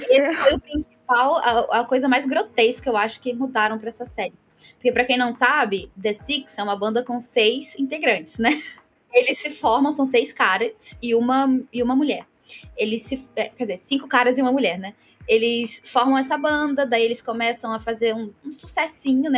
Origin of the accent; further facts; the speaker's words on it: Baixada Fluminense, Rio de Janeiro, Brazil; moved away as an adult; now in Londrina, Brazil; eu nasci é, na Baixada Fluminense, fui criada aí também